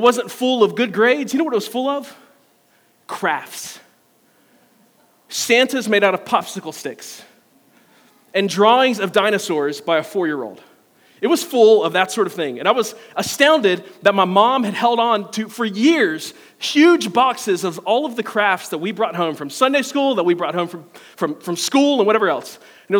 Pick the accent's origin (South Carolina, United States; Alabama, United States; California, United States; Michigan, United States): South Carolina, United States; Simpsonville; Now, a few years ago, my parents were moving out of our childhood home. I grew up in Simpsonville. My parents built a house in 1991. They moved out of it in 2020.